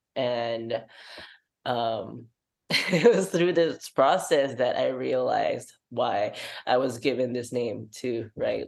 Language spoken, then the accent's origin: English; Singapore; moved away as an adult; I come from Singapore, from an Asian Muslim household